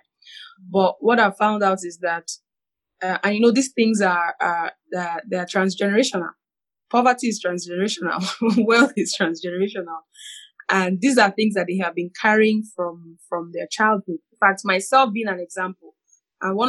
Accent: Nigeria; I'm a Nigerian

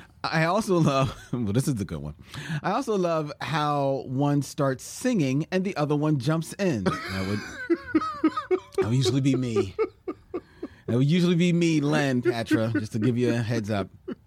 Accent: Guadeloupe; now in Paris, France; I'm from Guadeloupe, a small French island in the Caribbean. I've been living in Paris for nearly 15 years now, and I've decided to start my own podcast on Caribbean cinema, Caracurament.

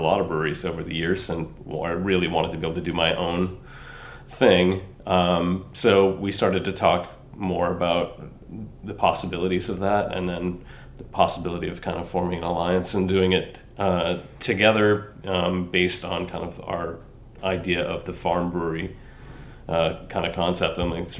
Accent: Maine, United States; moved away as an adult; also born or lived in Baltimore; We're from Maine, but at the time we were living in Baltimore. We'd been living there for several years.

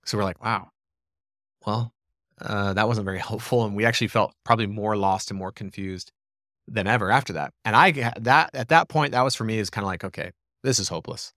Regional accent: small town in southeastern Arizona, United States; also born or lived in Gilbert, Arizona; this cool little town in southeastern Arizona

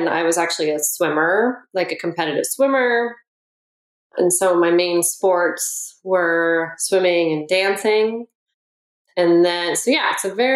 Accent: Oakland, California, United States; I grew up in Oakland, and I had two older brothers

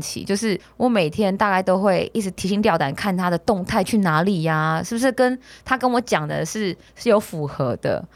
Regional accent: Taiwan

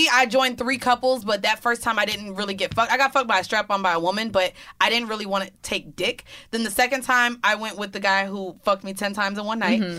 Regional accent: New York City, New York, United States; I'm from the Bronx.

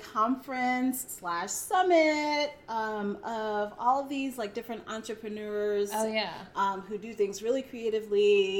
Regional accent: Brooklyn, New York, United States; I did live in New York for a while. I'm from New York. {S2} Yeah. {S3} From Brooklyn.

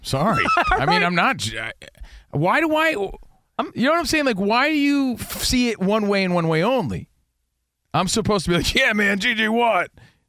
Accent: New Jersey, United States; I'm from Jersey, dude.

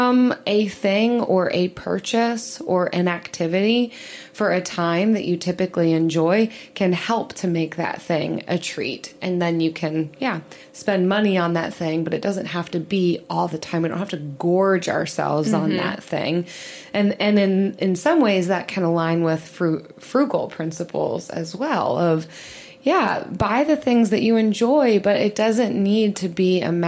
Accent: outside Philadelphia, Pennsylvania, United States; growing up outside Philly

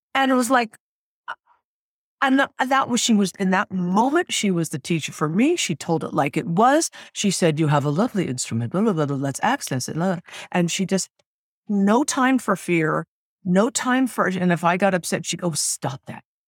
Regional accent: Sacramento, California, United States; also born or lived in New York / Los Angeles; now in San Francisco, United States; I was born in Sacramento, California

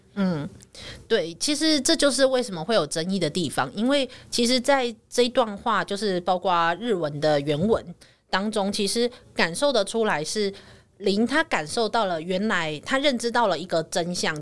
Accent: Taiwan; 我还是一个台湾人的身份

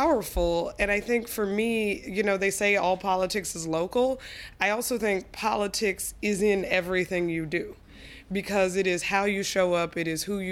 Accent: Colorado, United States; also born or lived in Arkansas; I grew up primarily in Colorado, but my parents are from Arkansas. They're Southerners. I was born there

